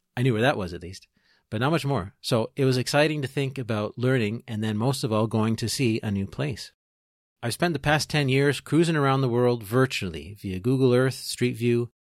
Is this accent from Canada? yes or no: yes; Peterborough, Ontario, Canada; now in Trois-Rivières, Canada; I am originally from Peterborough, Ontario, I'm a proud Canadian